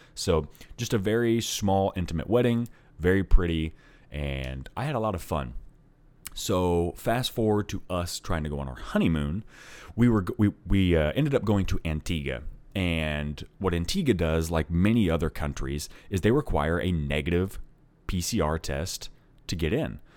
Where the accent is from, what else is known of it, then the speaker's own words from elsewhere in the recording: Oklahoma, United States; I am from Oklahoma